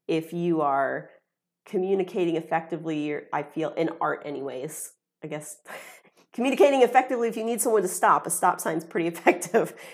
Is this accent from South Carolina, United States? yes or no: no; Ohio, United States; stay in my hometown